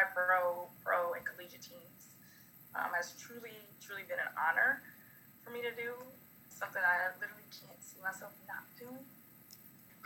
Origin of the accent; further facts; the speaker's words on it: Chicago, Illinois, United States; moved away as an adult; I grew up in Chicago